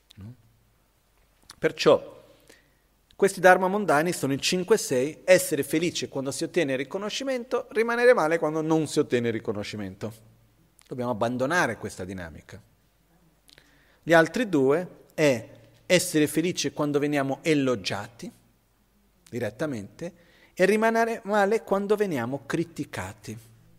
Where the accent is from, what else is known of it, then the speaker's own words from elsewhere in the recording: India; Io son cresciuto così in India